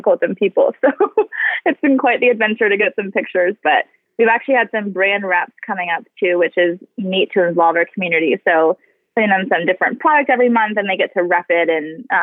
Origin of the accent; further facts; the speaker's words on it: California, United States; now in Dallas, United States; I grew up so close to the ocean